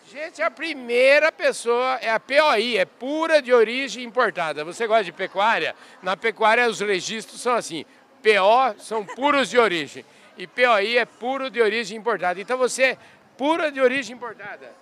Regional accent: Bogotá, Colombia; Portuguese is a second language; moved away as an adult; now in Brazil; Bogotá, Colômbia.

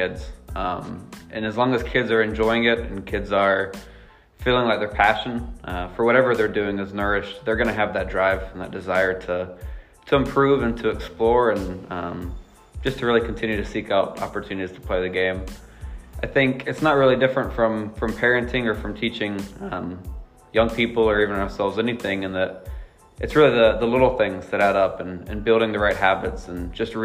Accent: North Carolina, United States; moved away as an adult; now in Maine, United States; I'm originally from North Carolina. I moved up to Maine with my wife, Hannah, about 4 years ago.

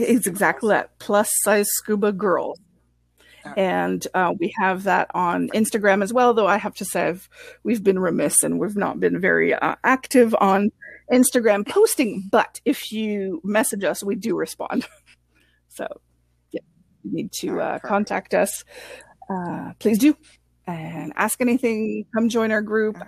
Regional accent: Canada; first language French; English is a second language; I'm French Canadian and English is my second language

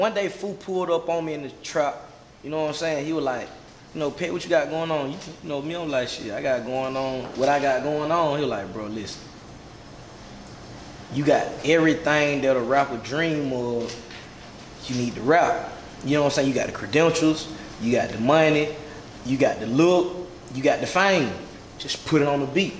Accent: Athens, Georgia, United States; I'm from Athens, Georgia.

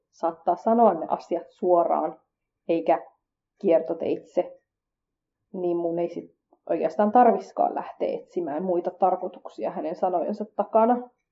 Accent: Finland; koska mä kasvoin Suomessa, eikä mulla nuorempana ujona tyyppinä ollut paljon kontakteja muihin kurdeihin

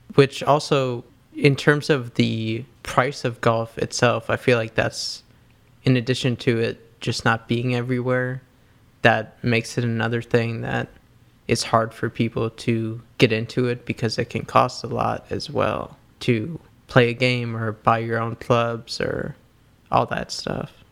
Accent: New York City, New York, United States; growing up in New York City

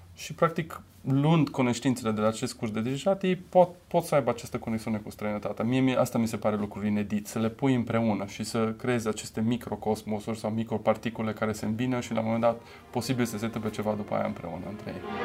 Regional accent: Romania; also born or lived in Germany; ne-am întâlnit noi ca români

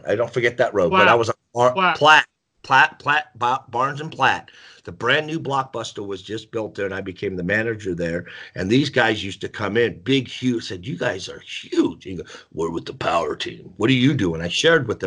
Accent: Bay Area, California, United States; moved away as an adult; also born or lived in Colorado Springs, Colorado; I'm from the Bay Area. I was born and raised in California, and then at 20 we moved to Colorado Springs, and that's where I really grew up. In Colorado. I was raised in the Bay Area

